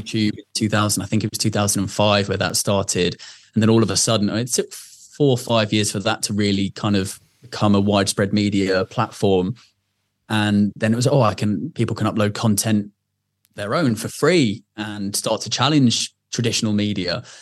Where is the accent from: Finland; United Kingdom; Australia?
United Kingdom; Surrey, South East England; where I grew up in Surrey.